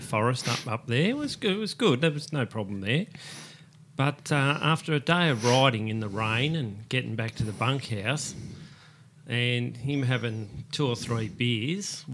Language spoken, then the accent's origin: English; Police Road, Victoria, Australia; we grew up on Police Road there